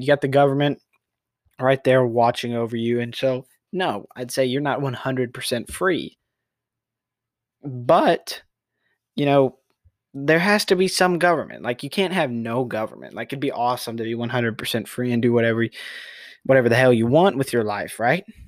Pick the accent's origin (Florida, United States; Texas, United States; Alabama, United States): Texas, United States; I'm a Texan native